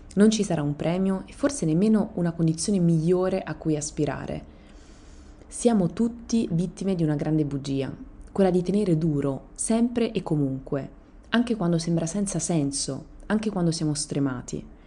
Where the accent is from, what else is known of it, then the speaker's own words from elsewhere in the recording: Italy; Io sono italiana.